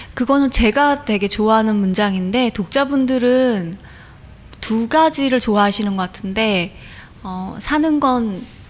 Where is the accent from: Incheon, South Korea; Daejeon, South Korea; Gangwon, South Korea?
Incheon, South Korea; born or raised there; also born or lived in Busan